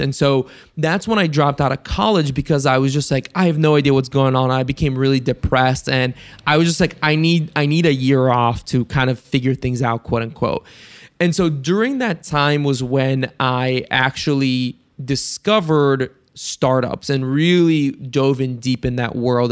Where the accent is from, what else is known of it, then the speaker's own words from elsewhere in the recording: Ohio, United States; also born or lived in Bulgaria; I'm from Ohio, like, that's, like, my area of the U S that I'm in.